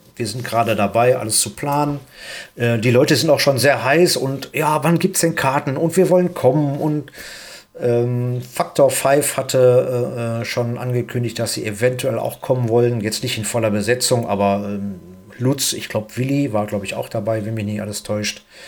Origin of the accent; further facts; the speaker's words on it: Duisburg, North Rhine-Westphalia, Germany; hier in Duisburg. Wir sind beide aus Duisburg